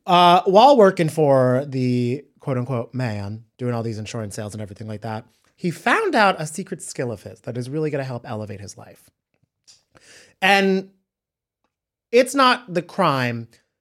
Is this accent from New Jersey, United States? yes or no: yes; Cranford, New Jersey, United States; Cranford, New Jersey.